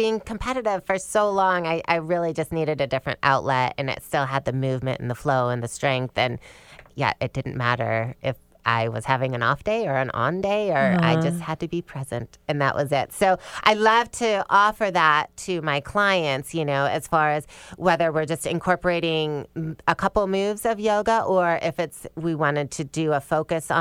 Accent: Michigan, United States; moved away as an adult; also born or lived in East Lansing, Michigan / Atlanta, Georgia; I grew up in Michigan

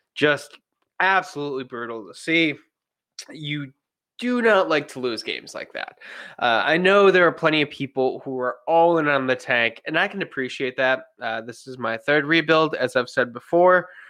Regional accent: Buffalo, New York, United States; my hometown team, the Buffalo Sabres

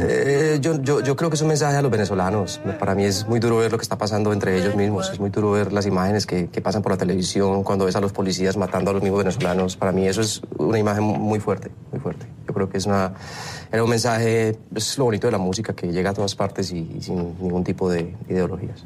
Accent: Colombia; moved away as an adult; now in Miami, United States; como latino, como colombiano, viviendo aquí hace ya 13 años

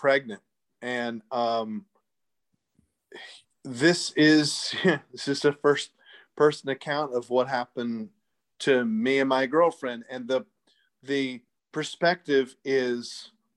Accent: Winston-Salem, North Carolina, United States; also born or lived in New York; when I was a kid and growing up in North Carolina

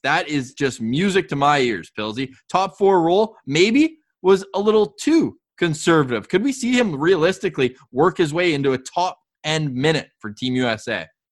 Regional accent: Canada; we're still Canadian

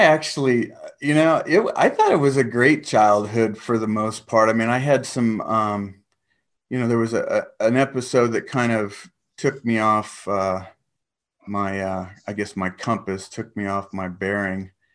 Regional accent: San Diego, California, United States; moved away as an adult; also born or lived in Guam / Los Angeles / Big Bear; now in Texas, United States; spent most of my life, um, in San Diego.

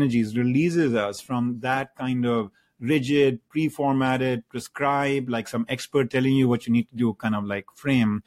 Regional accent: India; moved away as an adult; now in United States; I grew up in India and then I moved to the United States to go to, you know, graduate school and have stayed here over the last 3 odd decades

